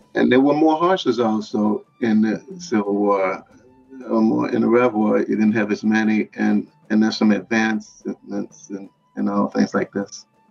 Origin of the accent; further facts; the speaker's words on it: New Orleans, Louisiana, United States; I'm from New Orleans, Louisiana, NOLA